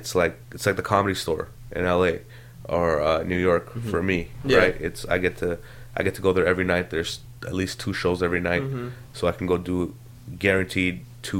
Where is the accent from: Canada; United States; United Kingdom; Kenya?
Canada; But the thing is, as a Canadian, it's so shit. Like stand-up comedy is not considered an art form in Canada.